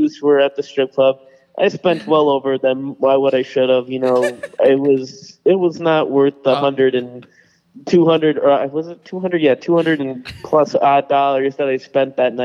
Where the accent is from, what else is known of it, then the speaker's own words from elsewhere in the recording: New York, United States; we're from New York